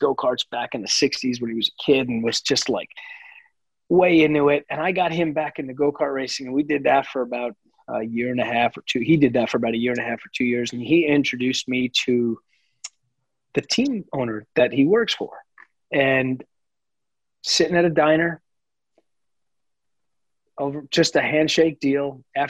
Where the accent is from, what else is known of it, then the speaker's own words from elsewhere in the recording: Long Island, New York, United States; I grew up in New York on Long Island.